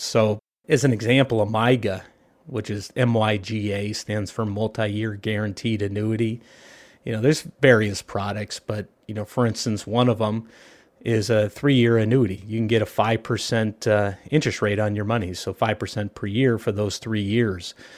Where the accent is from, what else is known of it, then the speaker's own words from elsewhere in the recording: Southern California, United States; I grew up here in Southern California.